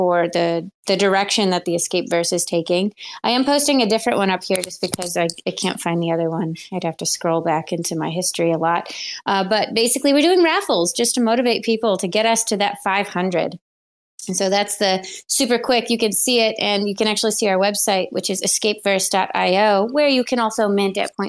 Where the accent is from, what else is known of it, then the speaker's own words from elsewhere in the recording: Buffalo, New York, United States; I'm from Buffalo